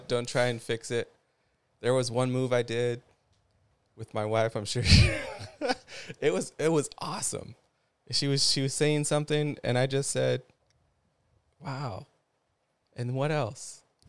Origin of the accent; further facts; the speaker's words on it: Ventura, California, United States; also born or lived in Ojai, California / Venice, California / Hawaii; I was born in Ojai. Okay. Raised in Ventura off of the avenue. Lived all up and down the avenue, midtown.